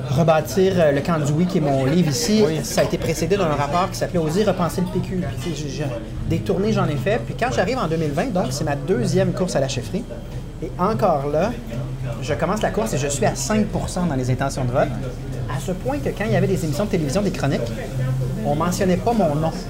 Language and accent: French; Trois-Rivières, Quebec, Canada; born there; Ben, moi, je suis né à Trois-Rivières, mais dans ma vie, je pense que j'ai eu 25 résidences différentes.